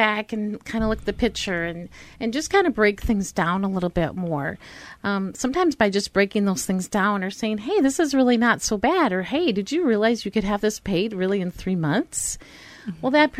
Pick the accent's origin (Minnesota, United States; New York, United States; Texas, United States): Minnesota, United States; Pine Island; moved away; Yeah, I'm from Pine Island.